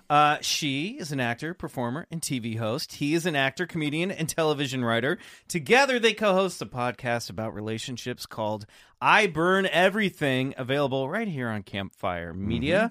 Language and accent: English; Kansas, United States; also born or lived in Colorado; growing up in Kansas